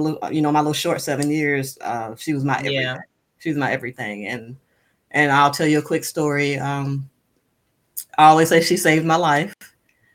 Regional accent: Moss Point, Mississippi, United States; moved away as an adult; I'm from Moss Point, Mississippi

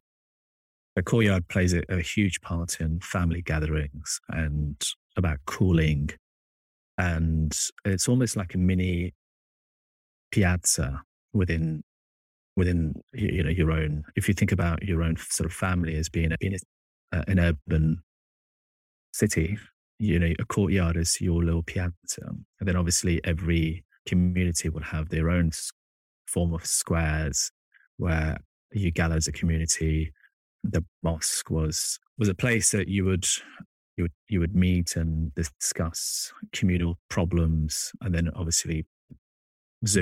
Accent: Kabul, Afghanistan; moved away; growing up in Afghanistan and visiting on average every 2 to 3 years for the past 20 years

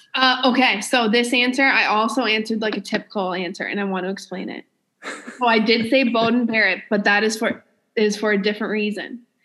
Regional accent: New Brunswick, Canada; I'm from New Brunswick

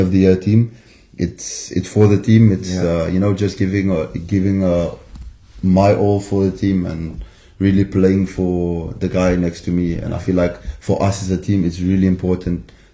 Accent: South Africa; moved away as an adult; now in Biarritz, France; I'm South African

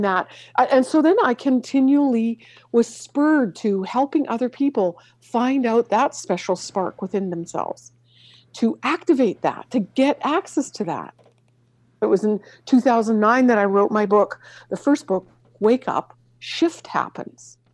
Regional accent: Canada; moved away; growing up in Canada

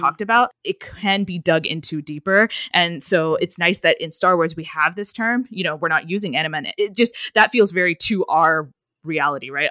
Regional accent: United States; first language English; I'm Indian. Well, I'm American, but, but, um, but, um, my family is Indian

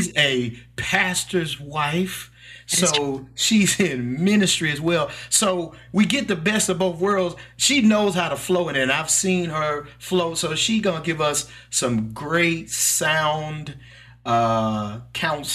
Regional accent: Mississippi, United States; accent: country; I'm from Mississippi. I'm a country boy. So please forgive my little accent

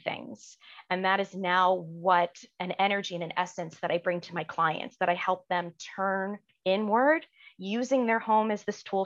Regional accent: New York, United States; now in Washington, D.C. area, United States; I'm originally from New York, but now I live just outside Washington, D.C.

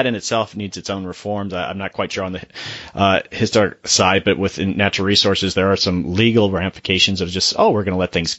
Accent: Florida, United States; I'm from Florida

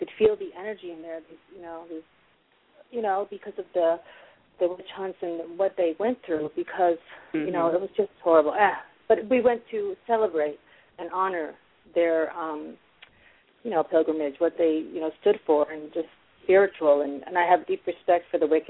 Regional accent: Massachusetts, United States; I was born and raised in Massachusetts

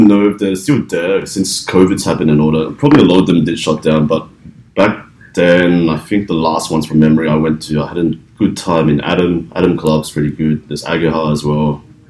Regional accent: Melbourne, Victoria, Australia; now in Sydney, Australia; I'm originally from Melbourne, so I do tend to go back to Melbourne quite frequently.

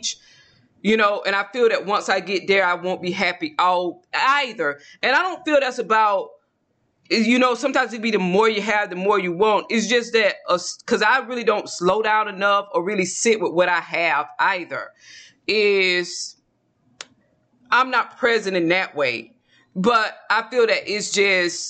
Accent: Georgia, United States; now in Texas, United States; I'm originally from Georgia

